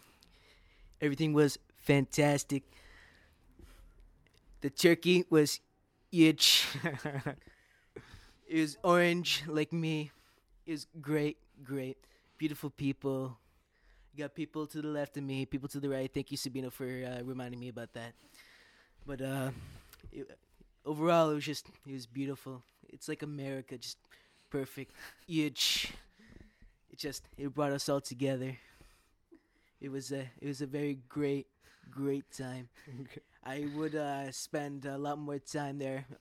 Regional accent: New York City, New York, United States; I'm from Brooklyn

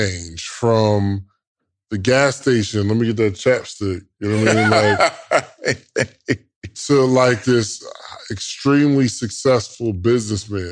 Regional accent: Wilmington, New Jersey, United States; moved away; I'm from Wilmington, New Jersey

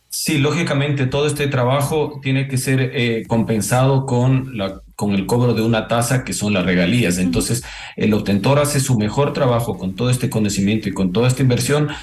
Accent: Ecuador; yo como ecuatoriano

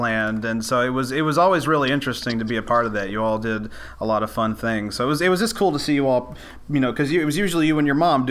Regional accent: Scott County, Tennessee, United States; We grew up together in Scott County, Tennessee

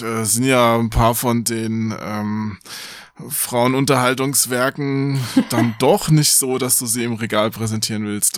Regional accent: Hesse, Germany; ich bin ja Hesse, da verschlucke ich die Endung wahrscheinlich zu sehr.

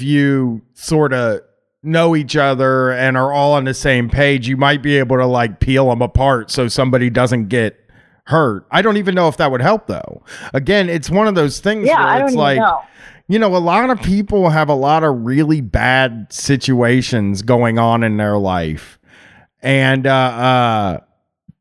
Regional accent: United States; being American

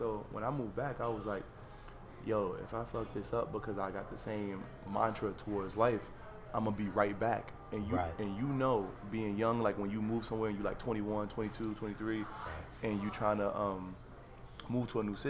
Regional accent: Florida, United States; moved away as an adult; also born or lived in Harlem, New York; now in New York, United States; I'm from Harlem, but I lived most of my life in Florida

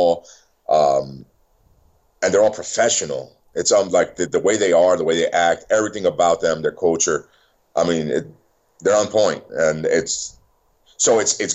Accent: New York City, New York, United States; I was born in New York City.

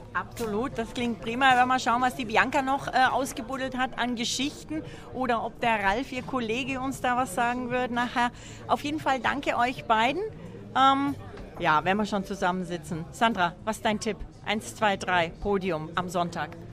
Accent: Bavaria, Germany; denn wir kommen alle aus dem schönen Bayern

